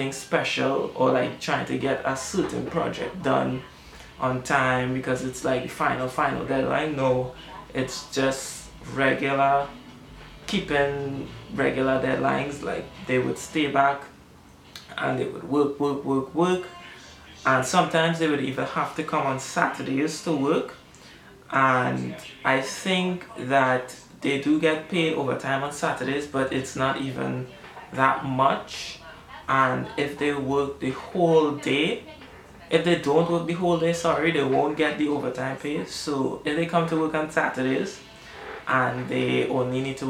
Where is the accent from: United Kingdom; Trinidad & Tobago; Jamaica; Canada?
Trinidad & Tobago; I only have myself as a Trinidadian artist